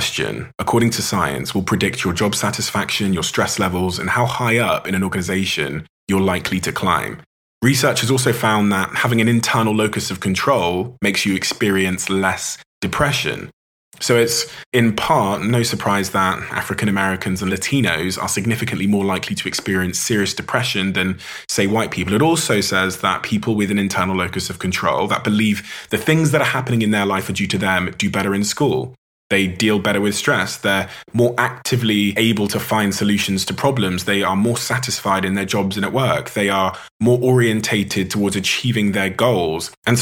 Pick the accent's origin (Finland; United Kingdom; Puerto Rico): United Kingdom; Plymouth, South West England; my hometown in Plymouth